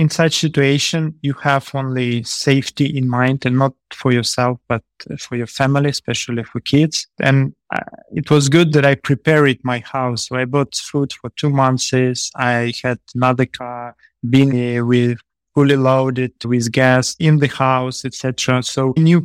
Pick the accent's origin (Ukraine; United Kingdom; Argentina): Ukraine; Kyiv; also born or lived in Kupiansk, Ukraine; I'm from Kyiv. It's the capital of Ukraine.